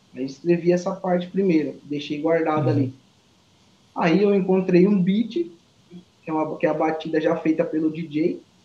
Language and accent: Portuguese; Alagoas, Brazil; moved away; also born or lived in interior of São Paulo; eu sou da, da, de Alagoas